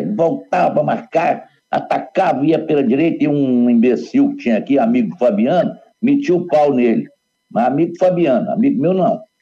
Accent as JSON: {"language": "Portuguese", "region": "Minas Gerais", "country": "Brazil", "said": "voltando para a minha terra"}